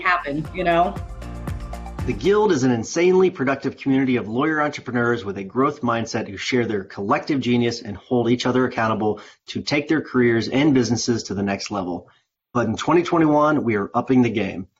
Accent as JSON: {"language": "English", "town": "Miami", "region": "Florida", "country": "United States", "tie": "born or raised there", "also_born_or_lived": "Chile", "said": "I grew up down here in in Miami. I was born in Latin America. I was Chilean born, but we came here to the States many"}